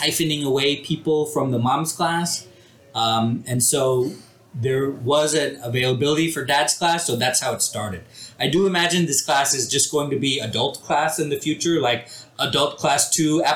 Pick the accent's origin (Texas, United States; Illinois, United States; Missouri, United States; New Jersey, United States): Texas, United States; Houston; also born or lived in India; I grew up here in Houston